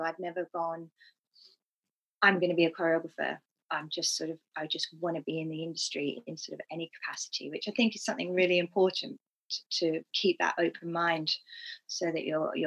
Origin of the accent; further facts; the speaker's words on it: Australia; moved away as an adult; also born or lived in Bromley / Japan; now in London, United Kingdom; I grew up in Australia doing jazz, tap, cabaret, all the things